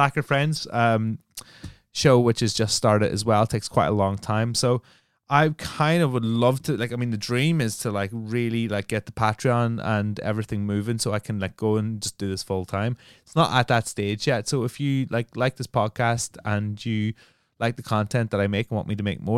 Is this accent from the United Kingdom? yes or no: yes; Northern Ireland, United Kingdom; also born or lived in London; now in Brighton, United Kingdom; I'm from Northern Ireland, right? And I've lived in London for a long time. I'm in Brighton now